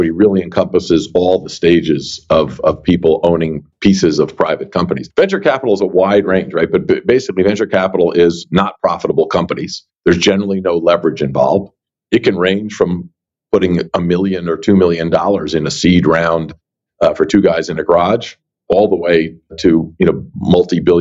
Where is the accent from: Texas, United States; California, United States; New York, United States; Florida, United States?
New York, United States; New York area, United States; I grew up in the New York area.